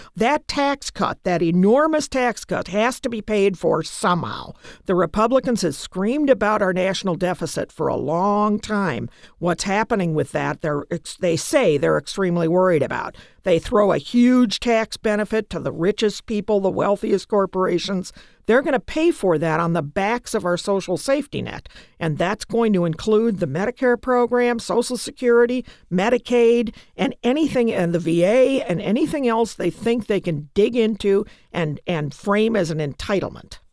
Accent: United States; I'm an American

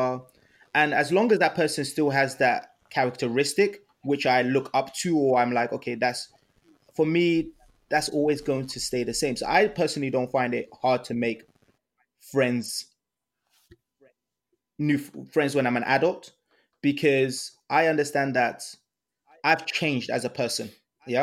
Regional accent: Ibadan, Oyo, Nigeria; moved away; I was born in Ibadan, Nigeria

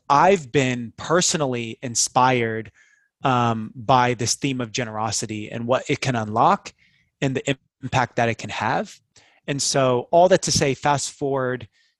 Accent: Seattle, Washington, United States; moved away as an adult; also born or lived in Bay Area; I grew up in Seattle, went to University of Washington, got married right after we graduated. Me and my wife, Kim, moved down to the Bay Area

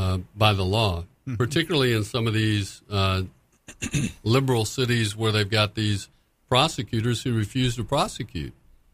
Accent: Florida, United States; I'm a Republican from Florida.

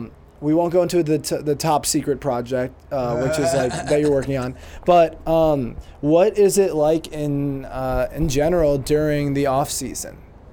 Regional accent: Connecticut, United States; I came here from Connecticut, and there was just, like, not any comedy club.

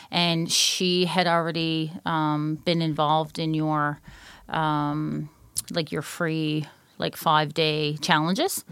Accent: Newfoundland and Labrador, Canada; moved away; I'm from Newfoundland.

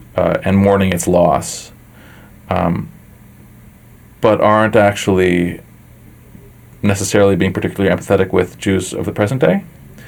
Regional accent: United States; my own sort of position as an American Jew

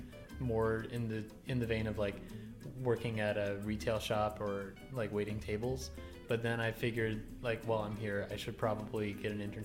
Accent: Southern Texas, United States; now in Washington, D.C., United States; I did not really receive a good education on growing up in Southern Texas

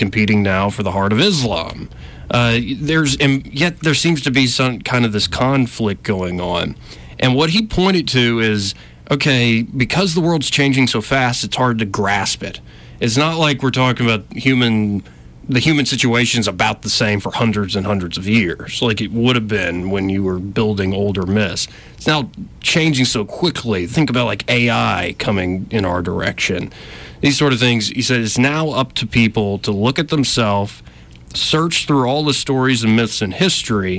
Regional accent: Alabama, United States; I'm born and raised in Alabama

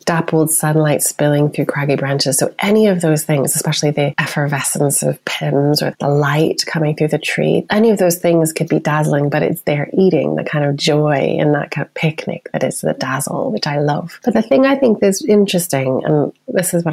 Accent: United States; now in United Kingdom; as an American

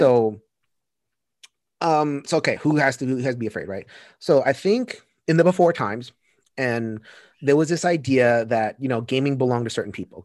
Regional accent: New York City, New York, United States; I grew up in Sunset Park, Brooklyn

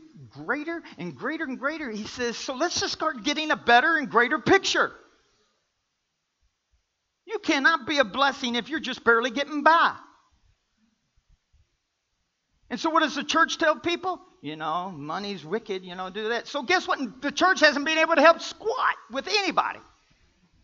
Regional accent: the South, United States; I'm from the South.

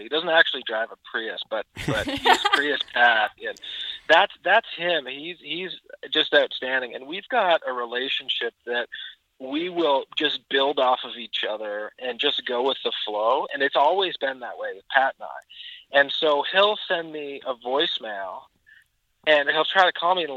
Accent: Peterborough, Ontario, Canada; my brother and I are two of the three partners, and we're originally from Peterborough, Ontario, Canada

